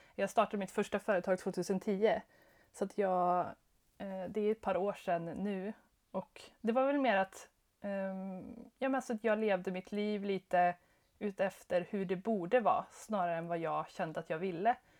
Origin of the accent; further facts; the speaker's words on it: Skara, Västra Götaland, Sweden; also born or lived in Jönköping / Stockholm; now in Örebro, Sweden; jag är från Skara, eh, jätteliten stad